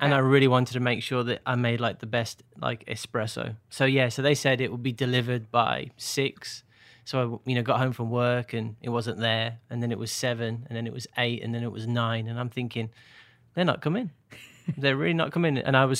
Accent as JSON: {"language": "English", "town": "Birmingham", "region": "West Midlands", "country": "United Kingdom", "tie": "born or raised there", "also_born_or_lived": "Northern Ireland / Portsmouth / London / Bolton", "lives_now": "Nashville, United States", "said": "So I grew up in Birmingham, but I've lived all over, so my accent has changed over time. So Northern Ireland, Portsmouth, London, Bolton near Manchester, and then here."}